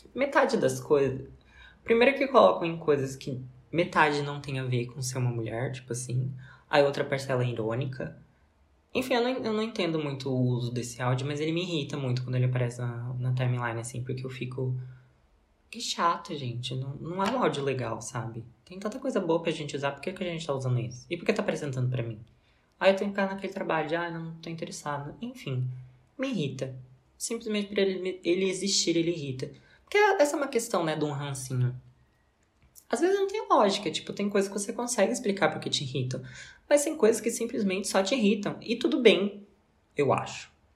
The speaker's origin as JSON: {"language": "Portuguese", "country": "Brazil", "said": "como brasileiro"}